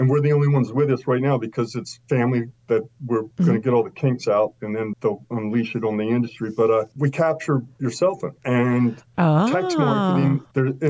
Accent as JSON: {"language": "English", "region": "Delaware", "country": "United States", "tie": "born or raised there", "also_born_or_lived": "Chapel Hill, North Carolina", "moved": "as an adult", "said": "where I grew up in Delaware"}